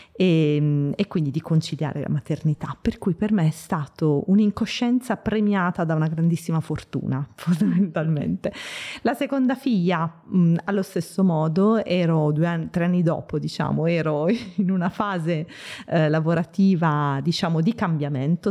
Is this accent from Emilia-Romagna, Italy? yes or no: no; Bari, Apulia, Italy; moved away as an adult; now in Milan, Italy; vengo da Bari. Lì sono nata, ho passato venti, vent'anni della mia vita in Puglia e vent'anni a Milano